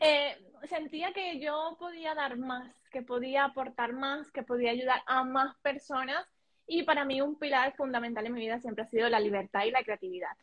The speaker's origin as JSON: {"language": "Spanish", "country": "Colombia", "moved": "as an adult", "lives_now": "Spain", "said": "yo soy colombiano, pero recientemente también soy española. Vivo en España hace, sí, vivo en España hace seis años"}